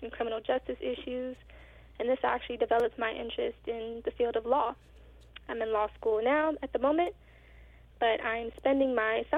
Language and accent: English; Prince George's County, Maryland, United States; I was born and raised in Prince George's County, Maryland.